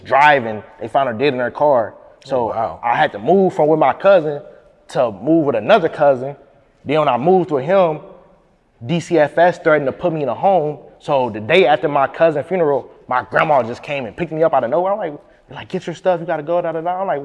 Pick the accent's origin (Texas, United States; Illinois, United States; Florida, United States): Illinois, United States; Peoria; I'm from Peoria. So like when you tell people that, like when I'm out of town, I'm like, yeah, I'm from Peoria, Illinois